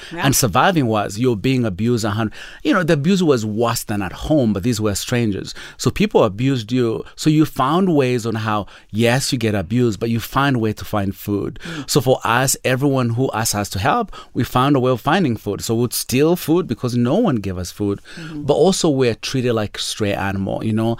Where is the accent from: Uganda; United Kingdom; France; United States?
Uganda; born there; So I was born in Uganda, in a world where it's hard to explain to most of our listeners.